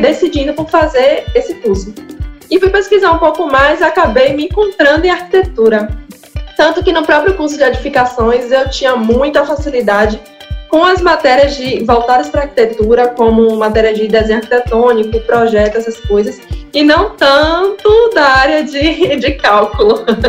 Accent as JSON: {"language": "Portuguese", "town": "Salvador", "region": "Bahia", "country": "Brazil", "tie": "born or raised there", "said": "Eu nasci aqui em plataforma, só que na, na comunidade"}